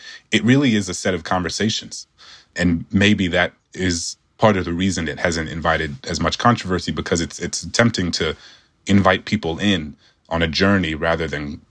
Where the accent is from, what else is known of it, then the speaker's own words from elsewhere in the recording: New Orleans, Louisiana, United States; my hometown of New Orleans